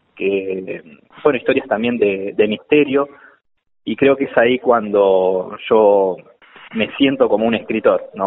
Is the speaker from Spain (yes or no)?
no; Argentina; yo soy argentino porque siempre me preguntan, cuando les cuento de qué se trata esta novela, me preguntan si soy colombiano y no, soy argentino.